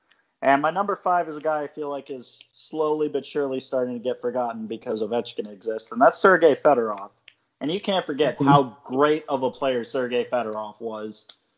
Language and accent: English; New Jersey, United States; And I'm from New Jersey